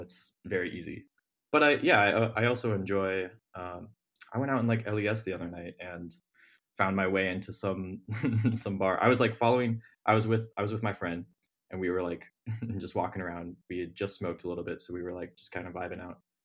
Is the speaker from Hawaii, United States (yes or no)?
no; Ohio, United States; moved away as an adult; now in Brooklyn, United States; I'm from Ohio. uh, grew up in, like, a little tiny town in the middle of nowhere, Ohio